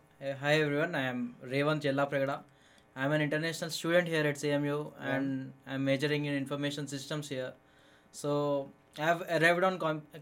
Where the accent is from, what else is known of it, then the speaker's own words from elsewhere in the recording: Hyderabad, Telangana, India; moved away as an adult; also born or lived in Chennai; now in Michigan, United States; I am from Hyderabad, India. It's the Telangana state.